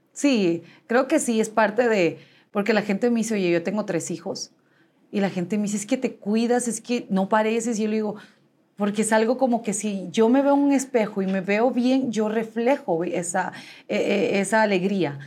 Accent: Guatemala City, Guatemala Department, Guatemala; nací en la ciudad de Guatemala

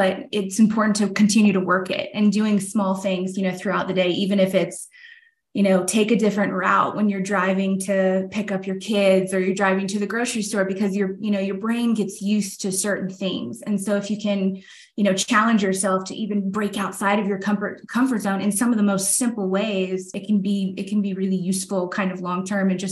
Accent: Tampa, Florida, United States; Tampa's always been kind of my hometown. I grew up just outside of Tampa

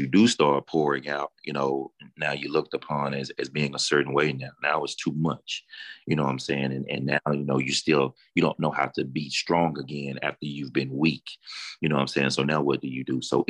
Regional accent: Deep South, United States; Growing up in the Deep South, you know, the Bible Belt

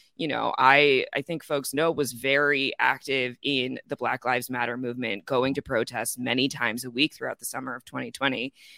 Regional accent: Chicago, Illinois, United States; moved away; I'm originally from Chicago

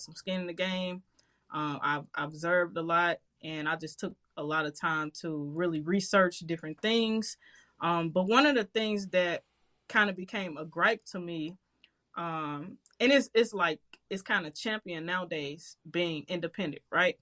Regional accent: St. Louis, Missouri, United States; I grew up in Walnut Park, um, crazy neighborhood in St. Louis.

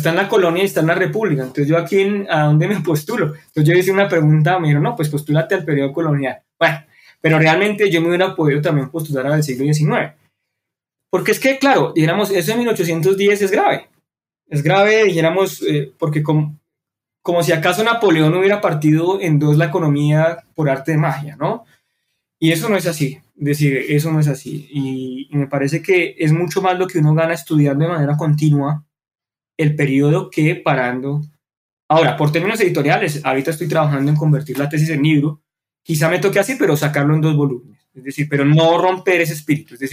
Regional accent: Colombia; born there; estamos viendo este curso pues porque nacimos en Colombia

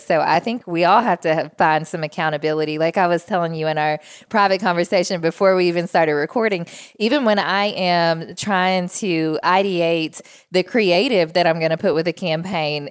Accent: Jackson, Tennessee, United States; moved away as an adult; also born or lived in Memphis, Tennessee; now in Nashville, United States; I grew up in Jackson, Tennessee, which is the only city between here and Memphis

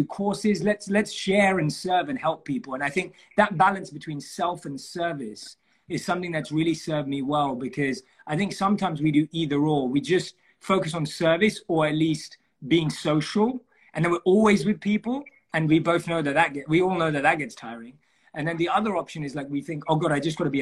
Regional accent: London, United Kingdom; I was born and raised in London.

